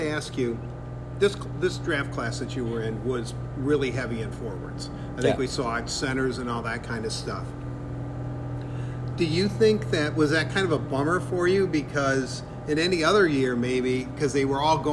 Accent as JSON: {"language": "English", "town": "Detroit", "region": "Michigan", "country": "United States", "said": "I'm from Detroit"}